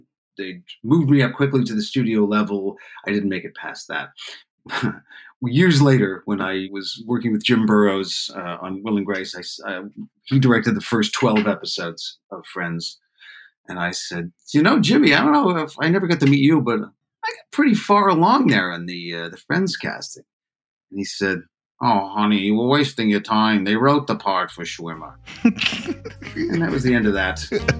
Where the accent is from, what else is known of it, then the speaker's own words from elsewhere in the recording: Canada; I was just down from Canada. I didn't know that many people.